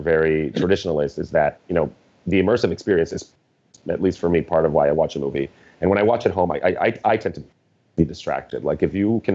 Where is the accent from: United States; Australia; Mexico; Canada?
Mexico; I grew up in Mexico